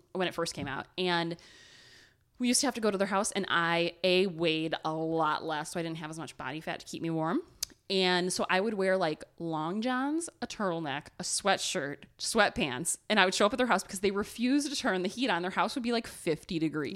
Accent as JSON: {"language": "English", "region": "Ohio", "country": "United States", "accent": "Ohio", "said": "my Ohio accent"}